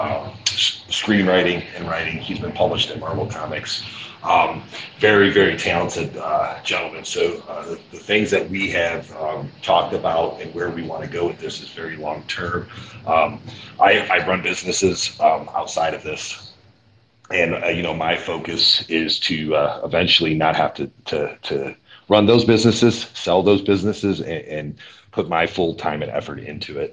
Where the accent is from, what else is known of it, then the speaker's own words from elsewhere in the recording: Cleveland, Ohio, United States; I'm from Cleveland, Ohio.